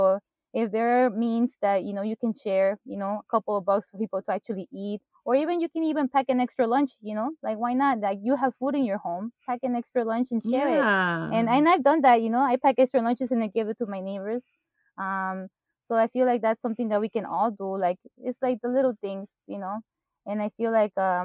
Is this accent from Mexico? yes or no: yes; Mexico; moved away; I grew up in Mexico and I'm used to, like, people greeting each other, even if you're a stranger